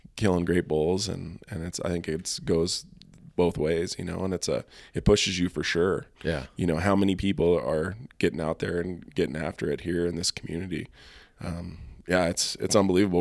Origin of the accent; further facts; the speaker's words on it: Helena, Montana, United States; now in Bozeman, United States; growing up in Helena, you know, we spent most of our time hunting in the Tobacco Root Mountains